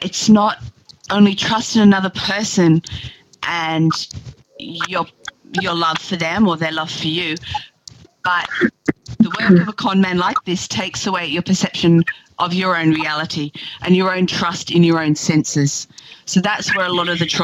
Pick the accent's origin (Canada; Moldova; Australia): Australia; also born or lived in Oslo, Norway; I am from Australia, so I am dialing in for this.